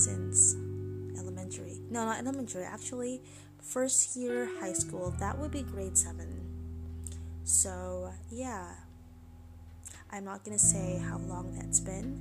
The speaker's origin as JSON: {"language": "English", "country": "Philippines", "second_language": "English", "said": "I'm Filipino"}